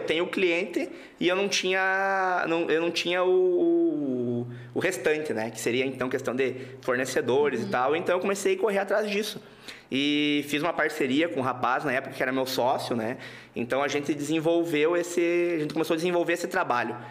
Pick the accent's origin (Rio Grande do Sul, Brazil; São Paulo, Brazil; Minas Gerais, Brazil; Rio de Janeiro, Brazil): Rio Grande do Sul, Brazil; Santa Rosa; also born or lived in Passo Fundo / Santo Cristo; eu sou de Santa Rosa, Rio Grande do Sul